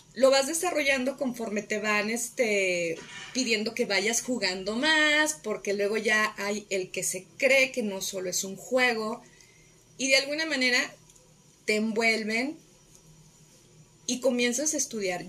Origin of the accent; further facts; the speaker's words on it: Guadalajara, Jalisco, Mexico; la prepa, la hice en Prepa Jalisco, Prepa 1 de la Universidad de Guadalajara